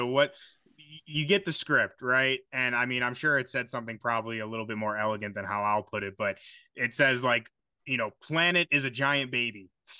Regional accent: Chicago, Illinois, United States; I'm from Chicago.

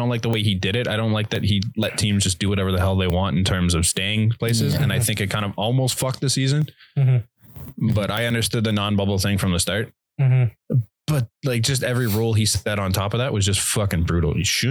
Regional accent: Canada; we're Canadian.

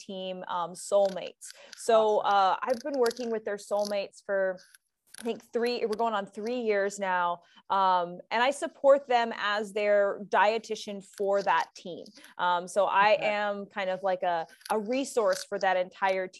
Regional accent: Cincinnati, Ohio, United States; I grew up in Cincinnati, Ohio

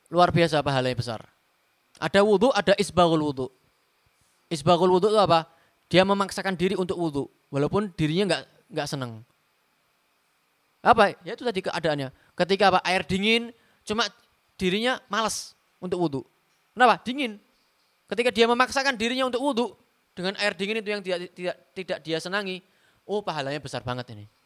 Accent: Semarang, Central Java, Indonesia; Contoh seperti saya orang Semarang, saya pakai sepatu khuf, ya.

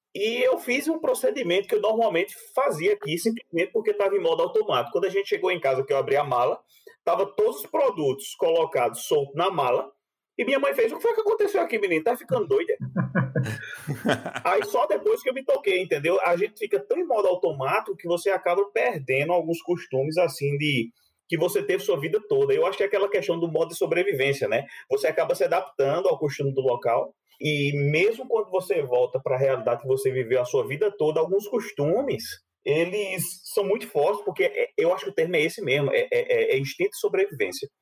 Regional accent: João Pessoa, Paraíba, Brazil; moved away as an adult; also born or lived in Campina Grande, Brazil; now in Germany; de Campina Grande, que foi onde eu nasci, depois fui morar em João Pessoa, passei a adolescência, um pedaço da juventude de João Pessoa

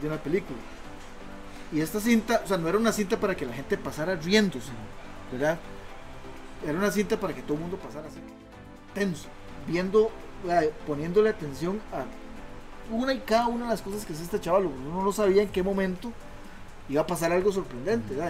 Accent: Costa Rica; como costarricense

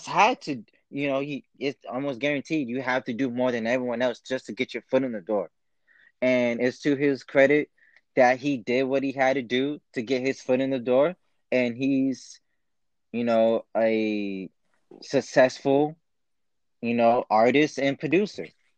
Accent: Columbus, Ohio, United States; I was born in Columbus, Ohio

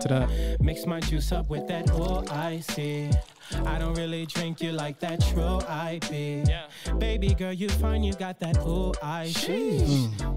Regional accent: Detroit, Michigan, United States; now in San Diego, United States; I'm from Detroit.

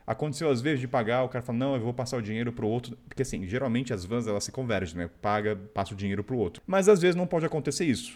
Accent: Brazil; falando como brasileiro

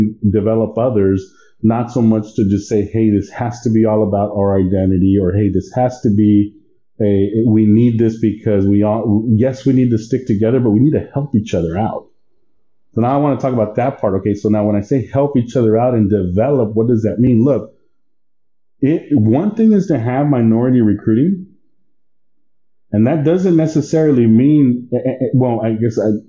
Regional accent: Texas, United States; moved away as an adult; also born or lived in Baton Rouge, Louisiana; I didn't grow up in Mexico. My parents did, but I've been in San, I was born in the United States, in Texas.

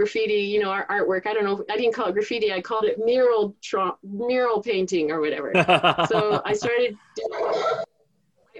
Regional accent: Thousand Oaks, California, United States; I'm from Thousand Oaks. Everybody has a gun.

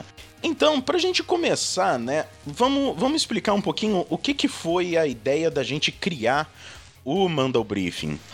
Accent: Lorena, São Paulo, Brazil; also born or lived in Montevideo; eu moro no interior de São Paulo, eu sou de Lorena

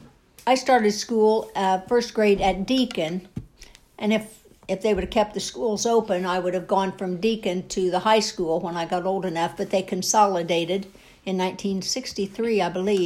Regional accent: Young America, United States; I was born in Young America

